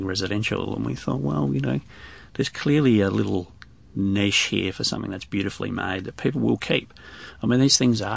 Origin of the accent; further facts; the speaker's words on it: Australia; we're all Australian